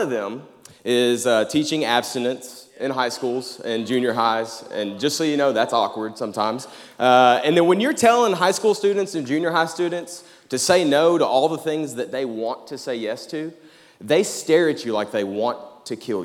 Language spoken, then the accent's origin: English; Jacksonville, Arkansas, United States; moved away as an adult; now in Conway, United States; I'm from Jacksonville, Arkansas